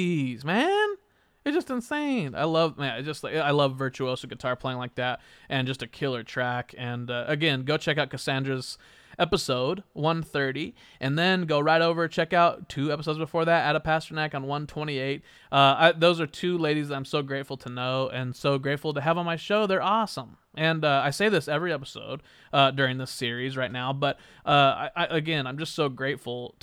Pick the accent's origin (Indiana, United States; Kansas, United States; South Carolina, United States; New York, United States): Kansas, United States; Wichita; my hometown of Wichita, Kansas